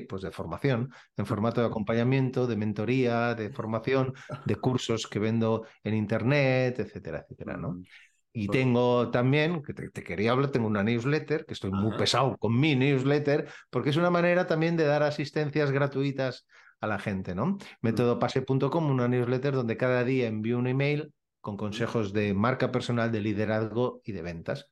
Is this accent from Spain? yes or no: yes; Badalona, Catalonia, Spain; soy de Badalona